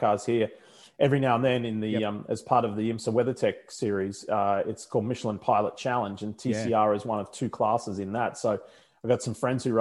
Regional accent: Australia; accent: Australian; moved away; I haven't lost my Australian accent after all these years.

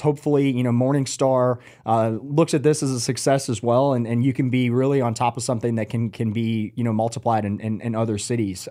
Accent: Atlanta, Georgia, United States; now in Charlotte, United States; I'm not from here. I grew up in Atlanta, coming from a really big city

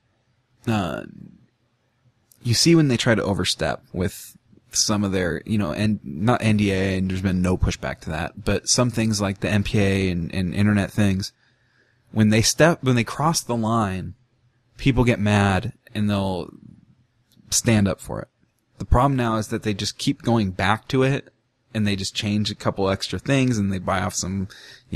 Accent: United States; having American blood and having an American birth certificate

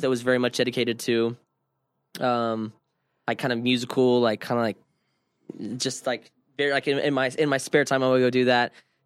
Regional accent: Dallas, Texas, United States; now in Las Vegas, United States; I grew up in Dallas

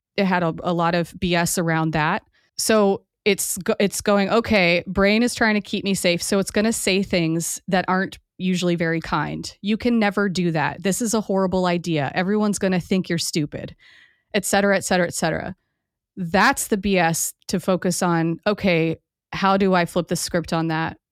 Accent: Hawaii, United States; I grew up in Hawaii

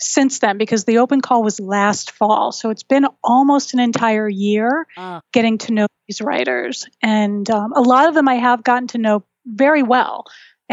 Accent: New England, United States; I'm from New England, and we are the home of that horrible, horrible case

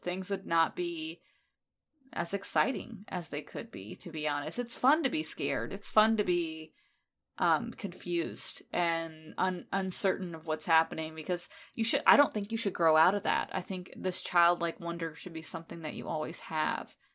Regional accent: United States; because I am American

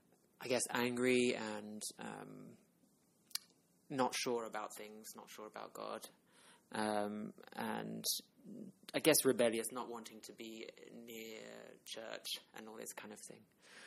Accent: Réunion; now in United Kingdom; I also grew up in a Christian family. My parents were missionaries. That's why I grew up in Reunion Island.

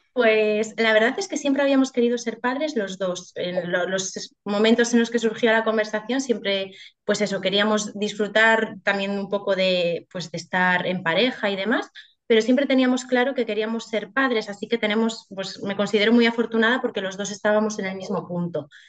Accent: Galicia, Spain; moved away as an adult; also born or lived in Madrid / Ourense; nos volvimos para Galicia

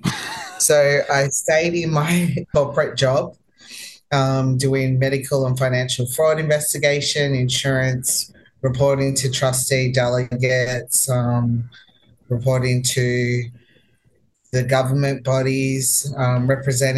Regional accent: Melbourne, Victoria, Australia; moved away as an adult; now in United States; I'm from Melbourne

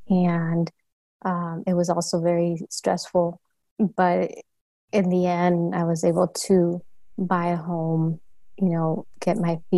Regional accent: Los Angeles, California, United States; also born or lived in San Diego; I eventually moved to LA, back to LA where I'm from. We're from the San Gabriel Valley area.

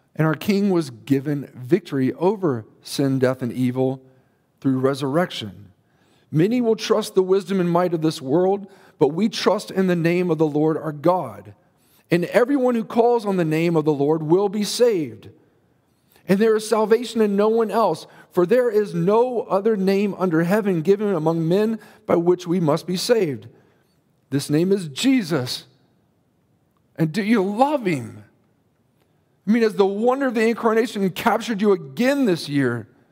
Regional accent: United States; we as American Christians

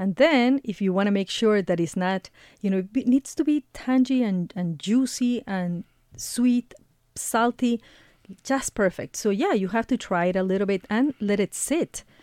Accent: Ecuador; moved away; I am originally from Ecuador

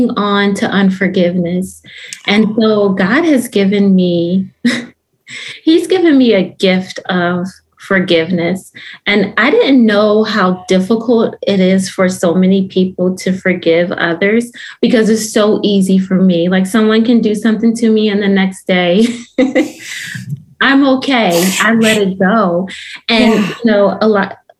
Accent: Philadelphia, Pennsylvania, United States; moved away as an adult; now in North Carolina, United States; I'm originally from Philadelphia, Pennsylvania

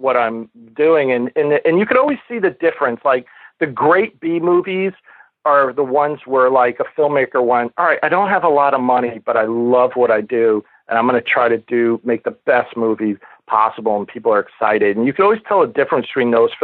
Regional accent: New York City, New York, United States; growing up in New York City, I grew up at the tail end of what they would call grindhouses on 42nd Street

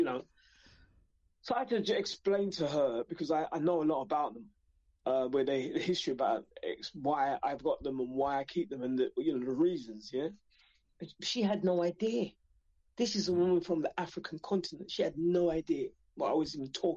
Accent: London, United Kingdom; born in England, born in the East London, my Jamaican culture, who my parents brought.

